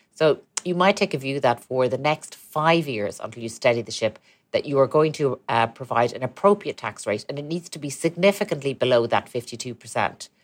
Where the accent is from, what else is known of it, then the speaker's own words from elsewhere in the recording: Ireland; we're a country, we're a tiny country